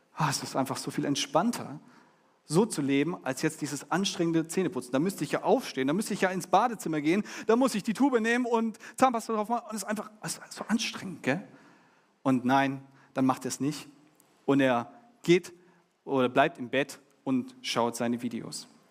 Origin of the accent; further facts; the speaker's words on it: Germany; now in Düsseldorf, Germany; Wir als Deutsche